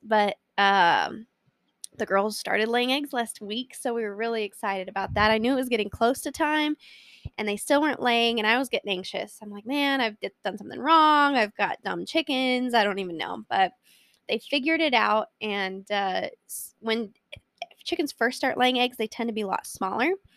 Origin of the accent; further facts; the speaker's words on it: Colorado, United States; I was born and raised in Colorado and live here with my wonderful husband of six years